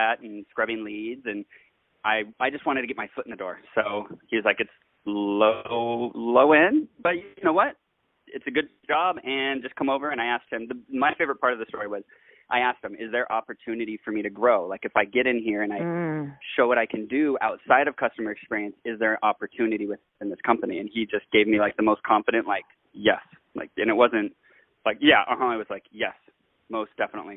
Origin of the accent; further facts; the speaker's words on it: Kauai, Hawaii, United States; also born or lived in Oahu; because I grew up over here